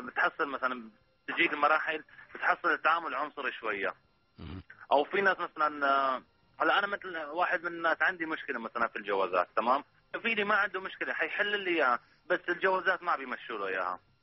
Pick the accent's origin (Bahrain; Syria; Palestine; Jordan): Syria; now in Saudi Arabia; انا سوري اول حاجه ماني سعودي